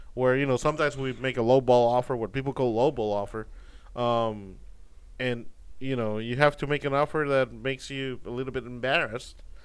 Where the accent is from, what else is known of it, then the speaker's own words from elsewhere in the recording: Puerto Rico; now in Houston, United States; I'm from Puerto Rico